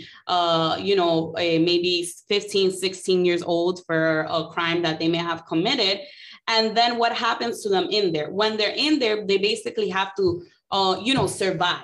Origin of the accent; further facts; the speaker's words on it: New York City, New York, United States; I grew up in New York City public schools.